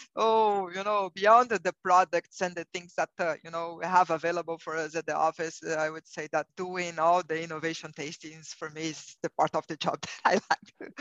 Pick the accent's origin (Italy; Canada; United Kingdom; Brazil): Brazil; English is a second language; moved away as an adult; now in United States; you will realize from my accent that I'm not a native English speaker. I'm originally from Brazil and I have been living in the United States for nine years.